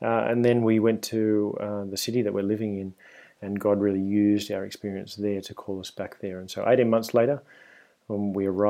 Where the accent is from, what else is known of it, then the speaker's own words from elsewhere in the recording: Sydney, New South Wales, Australia; accent: Australian; moved away as an adult; now in Spain; you can probably hear from my accent if you're listening at home that I'm Australian. And I grew up in Sydney and lived there until I was around 30 years old